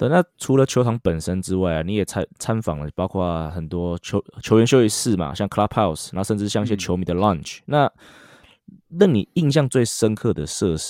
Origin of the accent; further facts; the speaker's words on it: Taiwan; 我台湾人会花三千二看拉拉队啊。